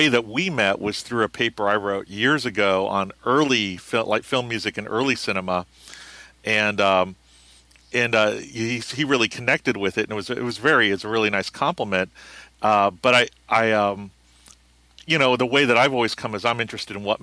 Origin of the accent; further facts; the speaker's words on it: Arizona, United States; I'm from Arizona